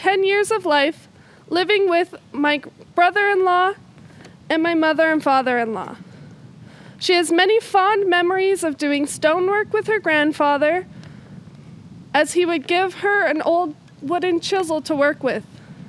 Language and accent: English; Pincher Creek, Alberta, Canada; also born or lived in Blairmore; I was born in Pincher Creek in 1895. And I was raised there for some time before we moved to the Blairmore area.